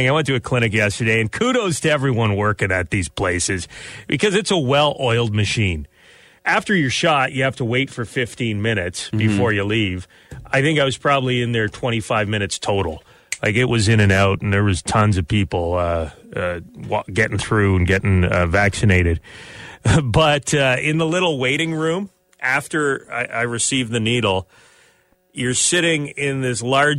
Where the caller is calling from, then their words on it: Canada; We're calling from Canada, and there's some talk up here that people in Florida don't care about hockey.